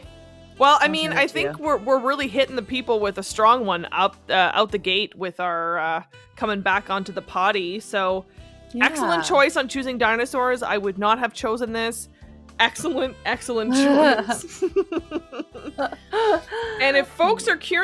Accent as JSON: {"language": "English", "region": "Northern Ontario", "country": "Canada", "tie": "born or raised there", "said": "I grew up in Northern Ontario where everyone in my family hunts and fishes and traps"}